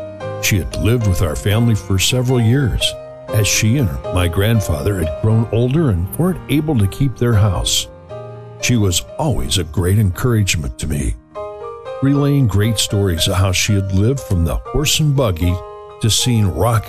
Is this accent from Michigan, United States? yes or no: no; Chillicothe, Illinois, United States; my hometown of Chillicothe, Illinois.